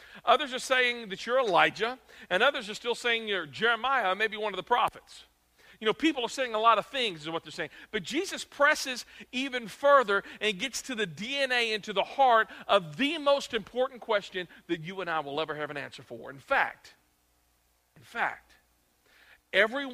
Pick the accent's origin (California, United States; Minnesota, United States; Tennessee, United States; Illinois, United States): Tennessee, United States; Clarksville; I grew up here in Clarksville